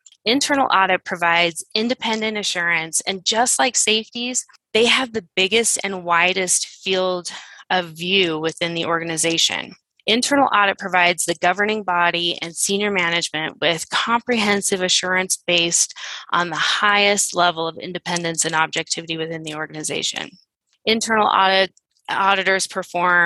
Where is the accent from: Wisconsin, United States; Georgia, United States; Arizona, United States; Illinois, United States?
Arizona, United States; Phoenix; I am from the Phoenix area